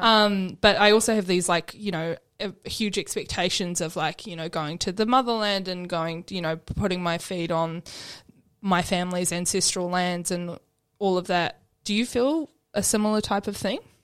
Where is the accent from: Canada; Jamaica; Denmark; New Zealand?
New Zealand; Southland; now in Melbourne, Australia; I grew up in Southland, so super, super white area